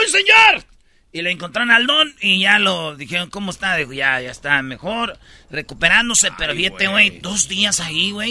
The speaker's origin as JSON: {"language": "Spanish", "town": "Jiquilpan", "region": "Michoacán", "country": "Mexico", "said": "mi pueblo Jiquilpan"}